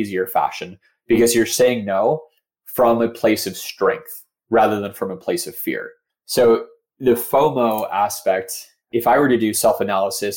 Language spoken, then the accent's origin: English; Phoenix, Arizona, United States; I'm from Phoenix. I have a lot of friends and family in Phoenix.